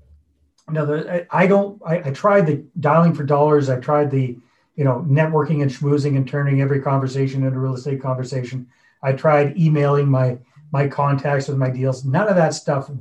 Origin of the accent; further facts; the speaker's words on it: Northern British Columbia, Canada; moved away as an adult; also born or lived in Costa Rica; I was born and raised in Northern British Columbia on the west coast of Canada